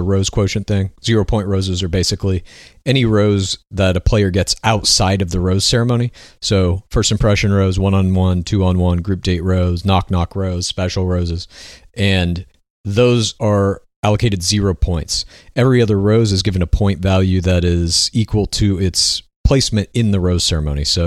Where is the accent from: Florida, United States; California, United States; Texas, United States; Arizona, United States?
Texas, United States; Dallas; I myself am from Dallas